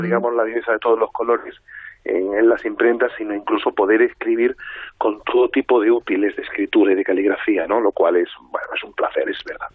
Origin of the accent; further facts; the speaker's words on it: Madrid, Community of Madrid, Spain; yo soy muy madrileño